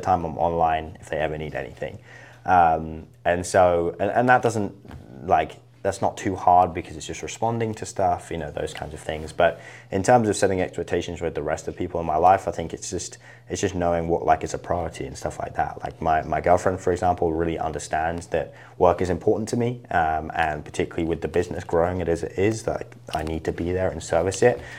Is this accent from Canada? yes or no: no; Isle of Wight, South East England, United Kingdom; moved away as an adult; now in United States; I really loved it growing up. Um, but, uh, yeah, that was where, kind of where I was raised.